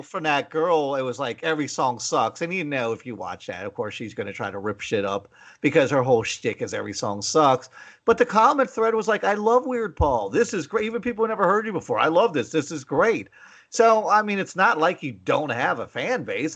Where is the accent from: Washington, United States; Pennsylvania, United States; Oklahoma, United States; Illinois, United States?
Pennsylvania, United States; McKeesport; moved away; I grew up in McKeesport